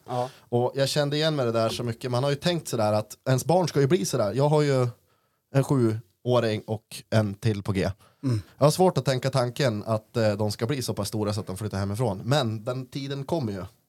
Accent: Östersund, Jämtland, Sweden; also born or lived in Oslo; sen flyttade jag hem igen då till mm. morsan, avslutade eh, en treårig gymnasiebildning på Vargentinskolan

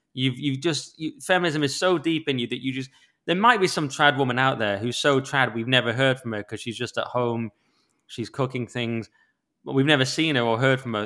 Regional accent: Cumbria, North West England, United Kingdom; I grew up amongst sheep in Cumbria in the lake.

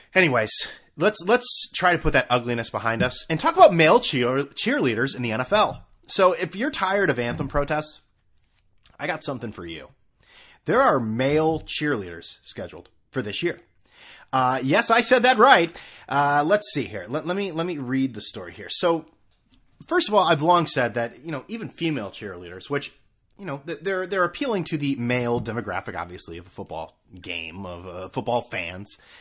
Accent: New England, United States; growing up in New England where it's all squares

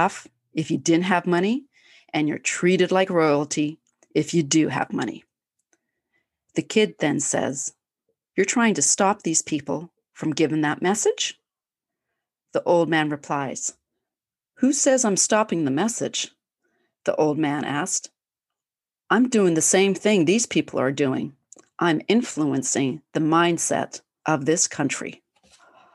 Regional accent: Canada; I'm Canadian

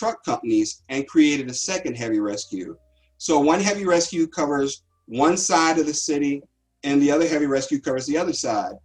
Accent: Cincinnati, Ohio, United States; I'm from Cincinnati.

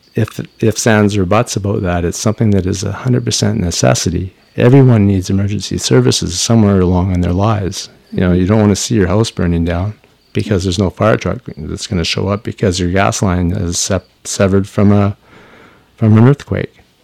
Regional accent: Squamish, British Columbia, Canada; also born or lived in Powell River, British Columbia / Lund, British Columbia; I grew up between Powell River and uh, Squamish

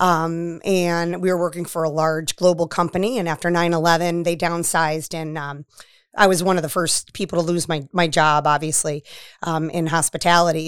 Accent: Waterbury, Connecticut, United States; moved away; also born or lived in Florida / Westerly, Rhode Island; I'm from Waterbury, Connecticut

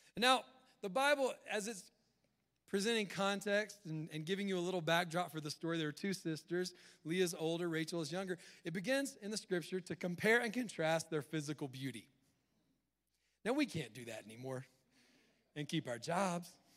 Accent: the South, United States; I was raised in the South

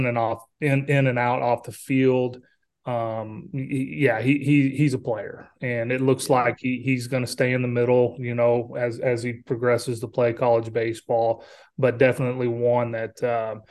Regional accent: Texas, United States; I grew up in Texas

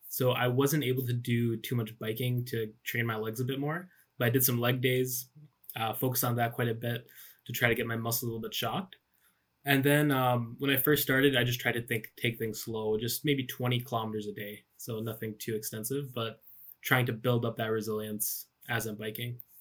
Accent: Michigan, United States; my hometown in Michigan

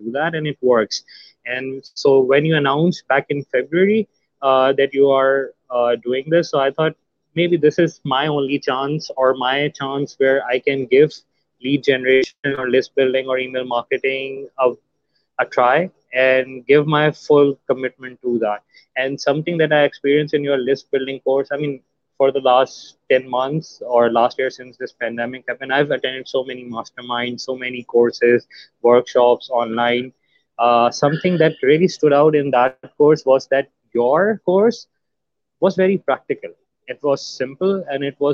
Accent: Pakistan; I'm from Pakistan

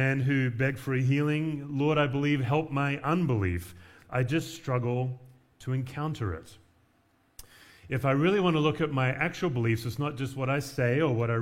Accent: Perth, Western Australia, Australia; moved away as an adult; also born or lived in Knoxville, Tennessee; now in Denver, United States; I moved from the beach culture of Perth to Appalachian, Tennessee

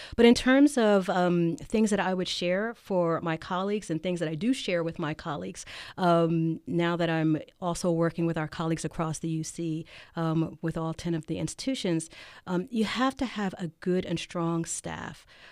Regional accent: Philadelphia, Pennsylvania, United States; now in Davis, United States; I'm from Philly

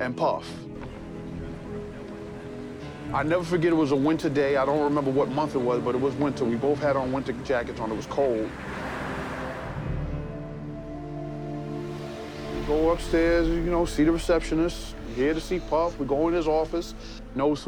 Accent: New York City, New York, United States; where we come from in Bed-Stuy, you know, we this is hood

